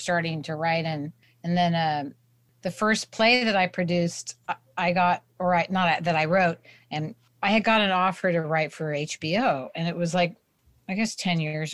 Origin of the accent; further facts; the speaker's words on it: Berkeley, California, United States; moved away as an adult; also born or lived in Santa Cruz, California / New York; I grew up in Santa Cruz in Berkeley, so Northern California